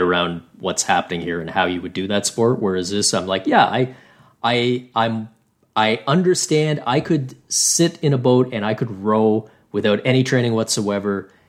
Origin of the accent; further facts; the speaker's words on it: Canada; as a Canadian